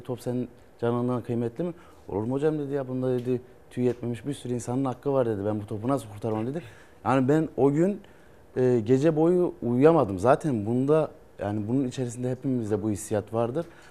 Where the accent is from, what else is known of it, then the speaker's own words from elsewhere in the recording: Köprüköy, Erzurum, Turkey; bin dokuz yüz doksan dört yılı, e, Erzurum, e, Köprükey ilçesinde dünyaya geldim.